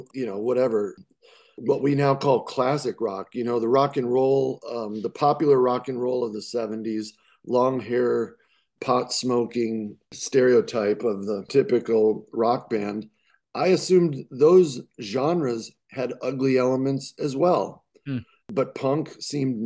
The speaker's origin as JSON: {"language": "English", "region": "Southern California", "country": "United States", "tie": "born or raised there", "said": "we grew up in Southern California listening to Rodney on the Rock on the radio"}